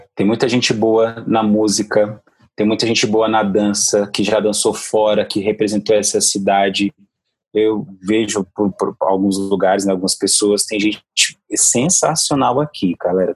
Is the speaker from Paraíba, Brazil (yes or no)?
no; Ceilândia, Federal District, Brazil; eu sou da Ceilândia